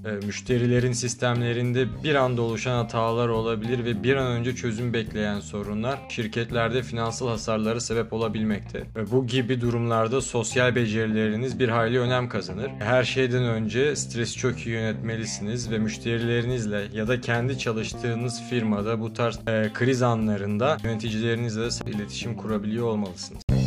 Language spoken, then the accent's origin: Turkish; Istanbul, Turkey; moved away as an adult; also born or lived in Vienna, Austria; now in Austria; İstanbul doğumluyum. Üniversite okumak için yıllar önce Avusturya'ya geldim